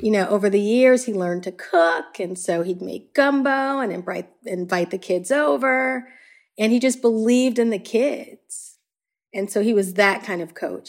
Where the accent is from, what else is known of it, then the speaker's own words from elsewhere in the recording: Chicago, Illinois, United States; I grew up in the city of Chicago. Uh, I grew up in Hyde Park.